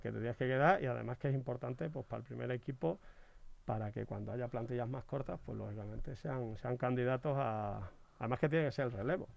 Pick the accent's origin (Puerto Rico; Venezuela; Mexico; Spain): Spain; Badajoz, Extremadura; moved away; mis paisanos